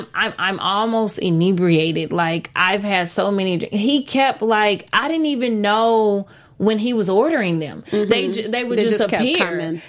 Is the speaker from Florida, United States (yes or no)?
no; Texas, United States; moved away; I'm not from California culture. Okay. I'm from Texas.